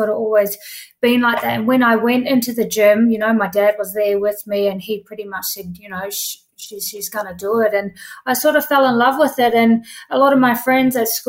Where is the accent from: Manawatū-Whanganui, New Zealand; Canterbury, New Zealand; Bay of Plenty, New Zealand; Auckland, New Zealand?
Bay of Plenty, New Zealand; Tauranga; moved away; I grew up in Tauranga, New Zealand